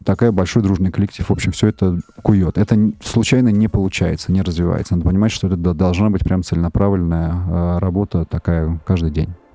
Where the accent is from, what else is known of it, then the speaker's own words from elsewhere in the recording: Moscow, Russia; я э, родился и вырос в Москве, работаю здесь